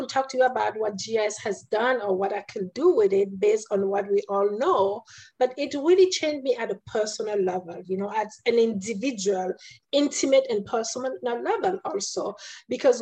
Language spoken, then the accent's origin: English; Cameroon; moved away; I was born in Cameroon, in a country that was, you know, colonized by France, right? I went to school in Catholic school.